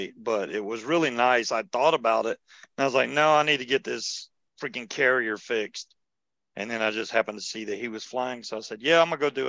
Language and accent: English; Georgia, United States; I'm from Georgia